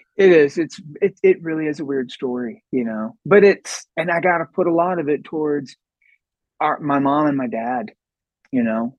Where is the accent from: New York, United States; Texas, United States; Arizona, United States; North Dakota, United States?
Texas, United States; Sherman; we were born and raised in Sherman